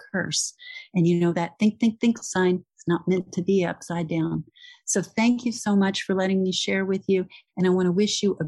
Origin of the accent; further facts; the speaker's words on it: Texas, United States; I'm from Texas